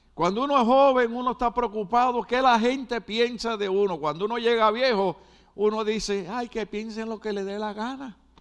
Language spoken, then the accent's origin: Spanish; Puerto Rico; also born or lived in New York City, United States; now in United States; En Puerto Rico decimos, no te puedes dormir en laureles